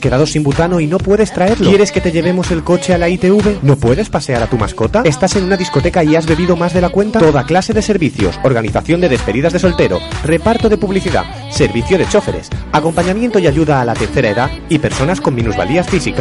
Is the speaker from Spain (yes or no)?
yes; Masquefa, Catalonia, Spain; yo estoy enamorado de mi pueblo